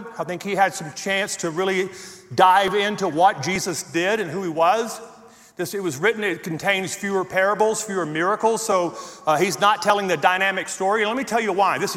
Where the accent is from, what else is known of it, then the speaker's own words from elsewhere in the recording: Louisiana, United States; moved away as an adult; now in Colorado, United States; I was born and raised in Louisiana